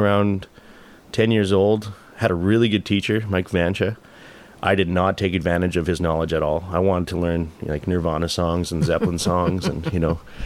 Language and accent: English; Regina, Saskatchewan, Canada; also born or lived in Quebec; as soon as I moved home, I moved in with my my best friend